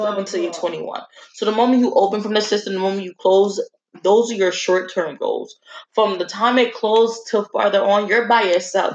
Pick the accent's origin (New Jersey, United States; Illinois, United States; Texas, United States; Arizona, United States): New Jersey, United States; Newark; growing up in Newark